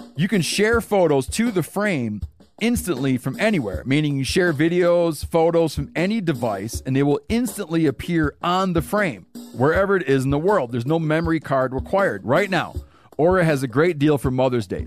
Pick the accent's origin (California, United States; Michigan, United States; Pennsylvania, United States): Michigan, United States; I grew up in Michigan